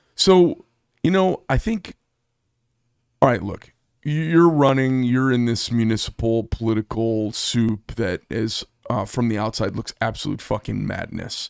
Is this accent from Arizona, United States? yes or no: yes; Paradise Valley, Arizona, United States; moved away; I grew up in Paradise Valley